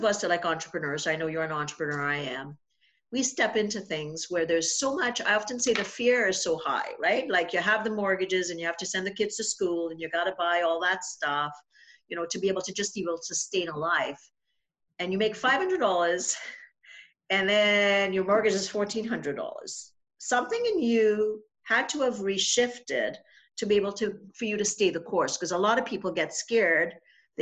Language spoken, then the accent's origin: English; Trinidad & Tobago; moved away; I'm from Trinidad